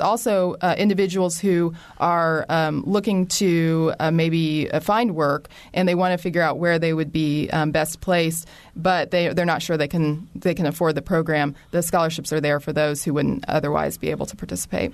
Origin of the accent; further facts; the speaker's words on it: Bloomington, Indiana, United States; I am from Bloomington, was born at Bloomington Hospital